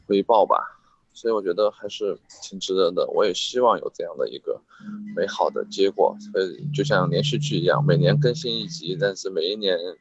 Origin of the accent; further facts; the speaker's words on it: Liangshan, Sichuan, China; 我在我的家乡，四川凉山